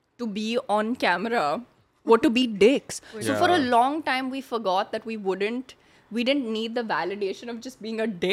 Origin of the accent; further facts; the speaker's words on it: Mumbai, Maharashtra, India; moved away as an adult; I'm from Bombay, right? So I was drinking as a youth.